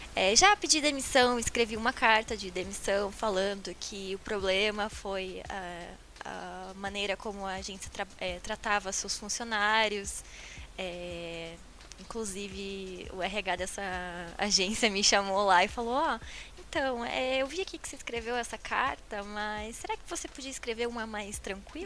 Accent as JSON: {"language": "Portuguese", "town": "Paranaguá", "region": "Paraná", "country": "Brazil", "moved": "as an adult", "lives_now": "Curitiba, Brazil", "said": "eu sou de Paranaguá. Então, quando eu decidi vir pra cá, pra começar a minha carreira profissional, porque lá na minha cidade é bem difícil essa área"}